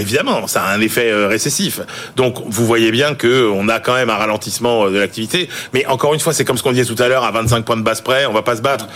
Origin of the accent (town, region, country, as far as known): France